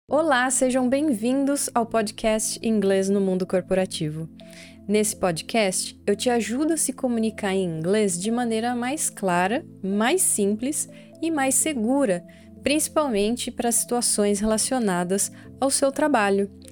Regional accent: Brazil; accent: Brazilian; o sotaque nosso aqui brasileiro

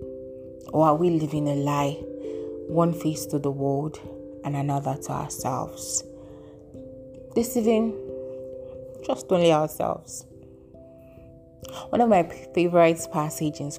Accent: Nigeria; my home country, Nigeria

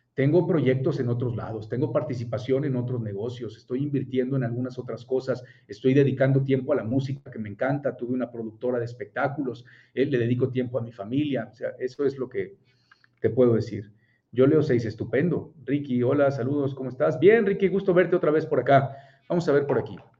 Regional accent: Puebla, Mexico; yo soy de Puebla

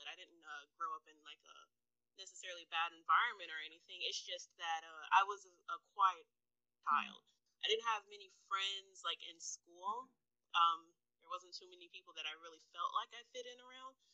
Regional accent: Jacksonville, Florida, United States; Um, I'm from Jacksonville, Florida

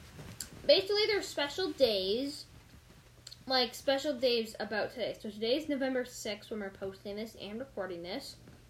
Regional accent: Canada; In Canada, we don't have Target.

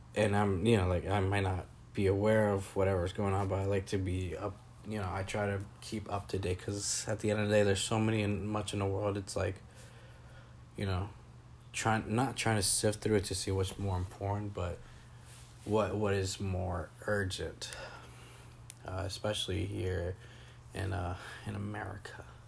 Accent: Napa, California, United States; moved away as an adult; I grew up in Napa

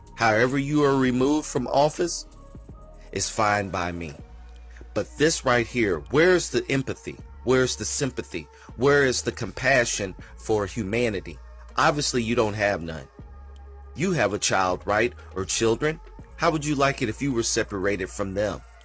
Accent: United States; I myself, as an American, comes from a country who is racist

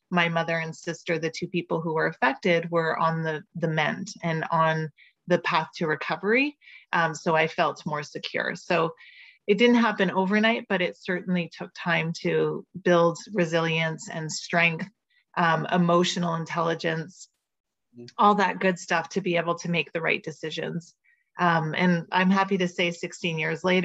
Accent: Montreal, Quebec, Canada; moved away as an adult; also born or lived in Vancouver; And I'm originally from Montreal

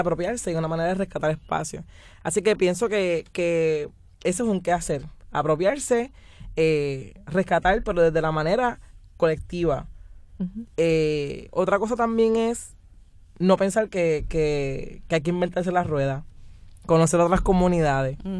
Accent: San Juan, Puerto Rico; yo vengo de la península de Cantera. Y la península de Cantera es una comunidad que hace yo creo que desde antes de que yo naciera, eh, ha estado luchando

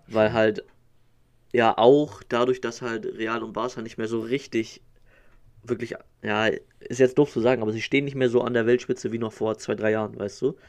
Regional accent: Northern Germany, Germany; als Norddeutscher

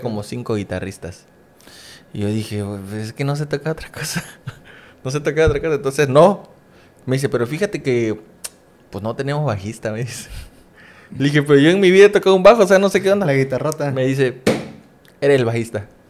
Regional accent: Coatzacoalcos, Veracruz, Mexico; moved away as an adult; now in Campeche, Mexico; estar en otra ciudad que no es mi ciudad natal. Para los que no saben, soy de Coaxacualcos, Veracruz.

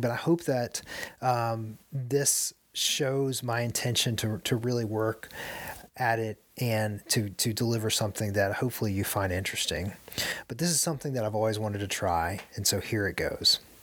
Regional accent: United States; as an American

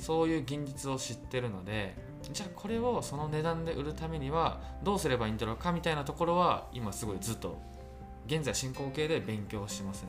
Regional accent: Nagoya, Aichi, Japan; 名古屋出身

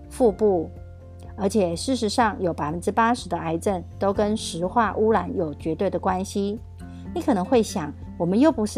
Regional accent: Miaoli County, Taiwan

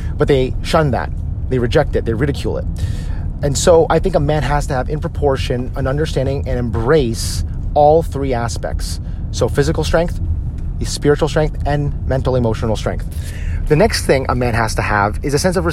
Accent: United States; as Filipino-American men

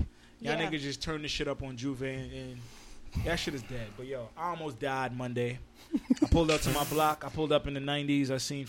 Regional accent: New York City, New York, United States; born or raised there

